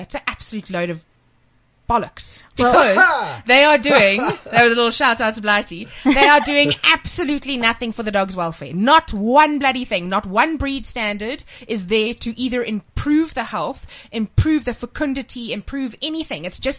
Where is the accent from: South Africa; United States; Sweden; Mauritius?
South Africa; I'm South African Scottish.